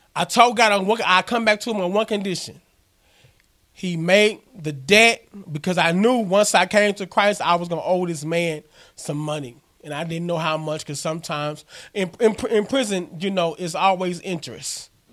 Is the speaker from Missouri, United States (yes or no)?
yes; Missouri Bootheel, United States; moved away; also born or lived in Arkansas; I'm originally from Missouri. I'm a boot heel